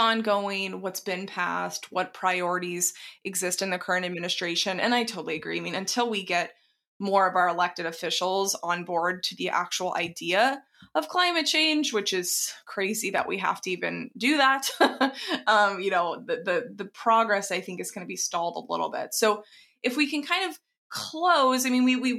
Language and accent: English; Dallas, Texas, United States; I grew up in Texas, and that, there were quite a lot of people who had pickup trucks that didn't necessarily need them. Now, of course, there were ranchers as well, but not quite in suburban Dallas.